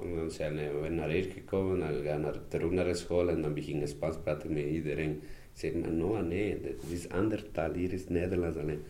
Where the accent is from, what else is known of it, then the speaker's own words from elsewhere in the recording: Ecuador; Dutch is a second language; moved away as an adult; also born or lived in Kontich; now in Mechelen, Belgium; ik ben uit Ecuador.